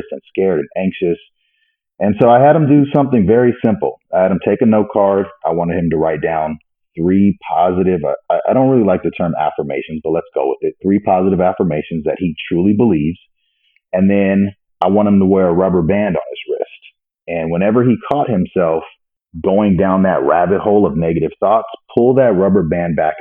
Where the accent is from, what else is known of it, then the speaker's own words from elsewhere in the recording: Pasadena, California, United States; I was born and raised in Pasadena, California